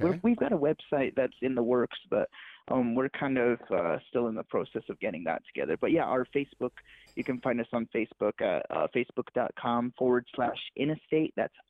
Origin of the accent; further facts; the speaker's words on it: Santa Clara Pueblo, New Mexico, United States; me and Lawrence were actually from the same pueblo. We're both from Santa Clara Pueblo, and we never knew each other before